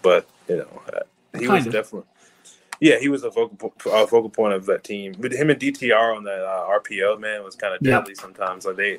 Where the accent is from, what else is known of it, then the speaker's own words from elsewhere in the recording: Temecula, California, United States; my hometown of Temecula, California.